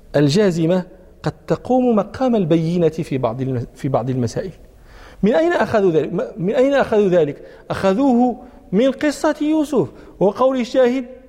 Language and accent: Arabic; Morocco